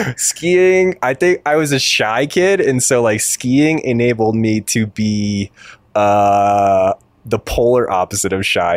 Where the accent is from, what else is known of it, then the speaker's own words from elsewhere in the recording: Concord, Massachusetts, United States; also born or lived in New Hampshire; pretty much in New England, um, New Hampshire, and just outside of Boston in Concord, Massachusetts, home of Walden Pond.